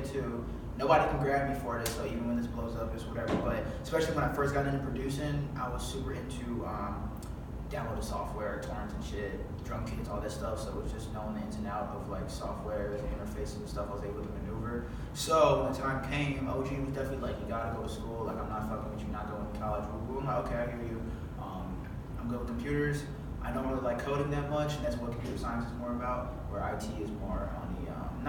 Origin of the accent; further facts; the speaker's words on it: Chicago, Illinois, United States; I'm a Chicagoan